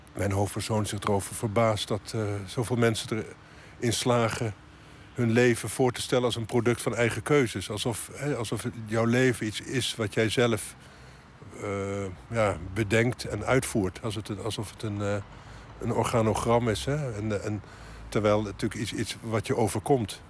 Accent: Netherlands; now in Haarlem, Netherlands; dat is waar ik vandaan kom, het, land van de grote rivieren.

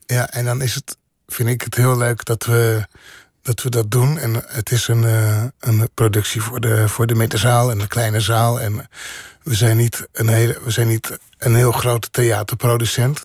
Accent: Bodegraven, South Holland, Netherlands; also born or lived in Rotterdam; ik ben geboren in Rotterdam maar opgegroeid in eh, Bodegraven.

